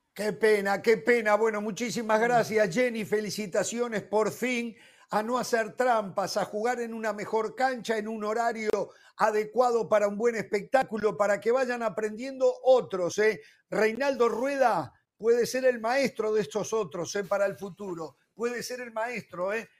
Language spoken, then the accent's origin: Spanish; Uruguay; como uruguayo